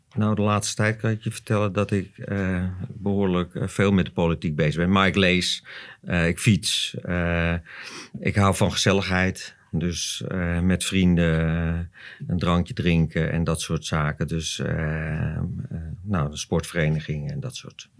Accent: Zandvoort, North Holland, Netherlands; ik ben geboren op Zandvoort, ook dat nog. Dus ik heb ook nog eh, mijn hele leven eh, hier gewoond.

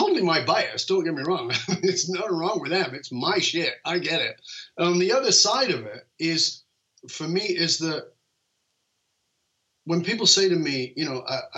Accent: United Kingdom; I'm British.

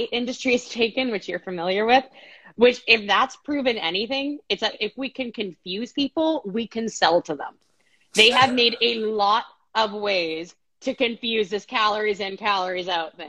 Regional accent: Canada; moved away as an adult; now in Phoenix, United States; I'm Canadian

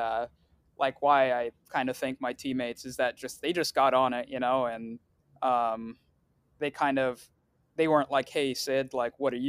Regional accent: Riverside, California, United States; first language Swahili; English is a second language; also born or lived in Tanzania; I was born in California in Riverside to Tanzanian parents.

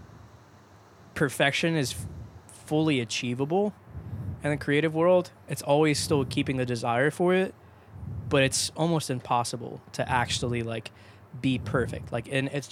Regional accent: Georgia, United States; I commuted from my hometown to downtown Atlanta.

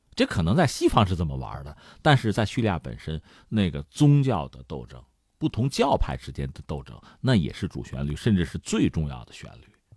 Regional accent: China; 按我们中国人的传统爱国嘛，落叶归根呐

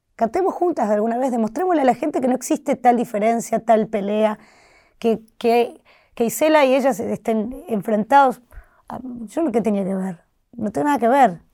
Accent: Santa Fe, Argentina; soy santafesina

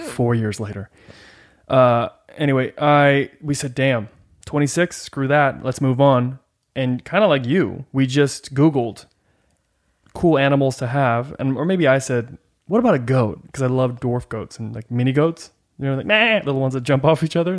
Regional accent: Northern California, United States; also born or lived in Rancho Cucamonga / Utah; Grew up in Northern California, played football, lived in Utah, had a goat

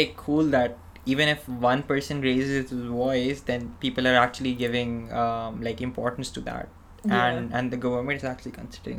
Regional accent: Pakistan; moved away as an adult; now in Australia; when I came from Pakistan to Australia, I didn't have any friends, any relatives, anyone I knew in Australia. It was just like a new country, new college, new university.

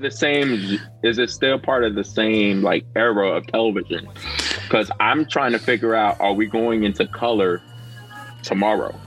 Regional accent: United States; as an American

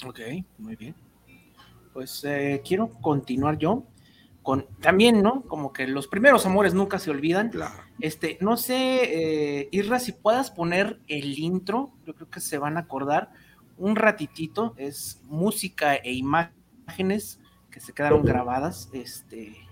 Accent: Mexico; nos asustan como mexicanos

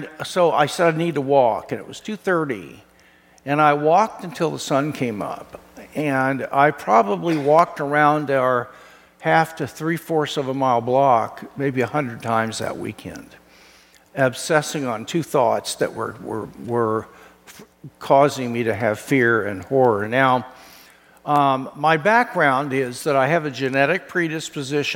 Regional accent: Kansas City, Missouri, United States; moved away; my home state in Branson, Missouri, Kansas City boy

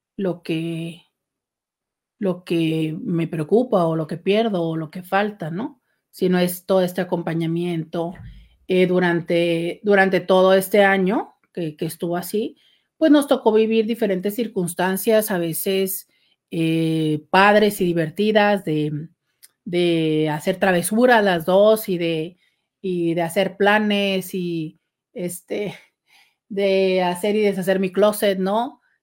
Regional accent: Mexico; soy mexicana

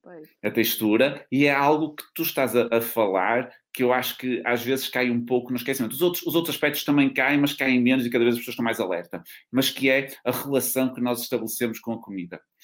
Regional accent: North, Portugal; accent: northern (pronúncia do norte); uma pronúncia do norte como, como eu também

